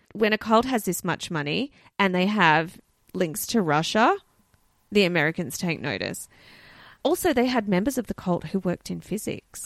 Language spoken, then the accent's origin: English; Australia; we're Australian.